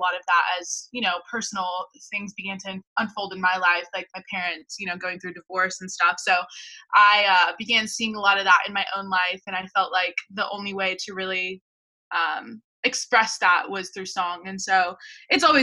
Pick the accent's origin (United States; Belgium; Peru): United States; El Paso, Texas; now in San Antonio, United States; my hometown, El Paso.